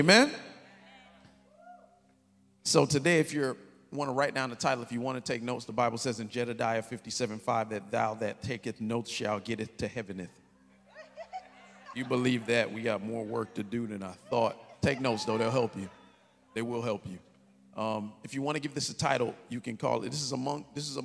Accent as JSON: {"language": "English", "town": "Kansas City", "country": "United States", "said": "I'm from Kansas City"}